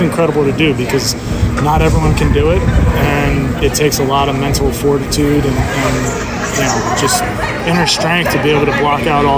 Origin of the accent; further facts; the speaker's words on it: New Jersey, United States; also born or lived in Vermont; where I grew up in New Jersey, there's an indoor facility almost in every town